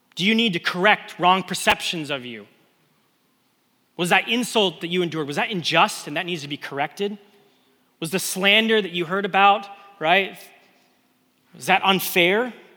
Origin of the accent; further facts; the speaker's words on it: West Coast, United States; moved away; I grew up on the West Coast.